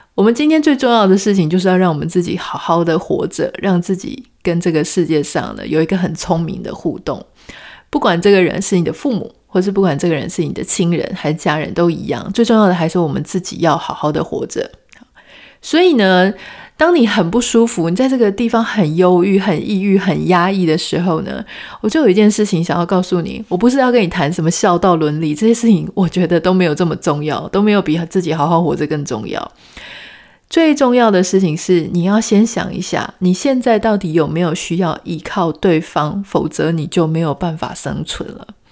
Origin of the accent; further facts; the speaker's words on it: Taiwan; 从小在台湾长大